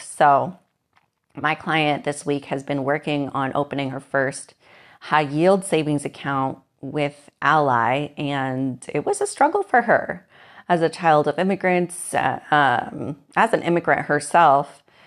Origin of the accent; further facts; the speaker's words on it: Moses Lake, Washington, United States; I grew up in Moses Lake, Washington